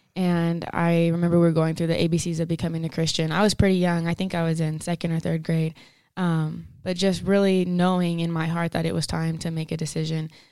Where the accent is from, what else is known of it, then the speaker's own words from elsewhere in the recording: Denver City, Texas, United States; moved away as an adult; now in Pueblo, United States; I'm from Denver City, Texas. It's a small town southwest of Lubbock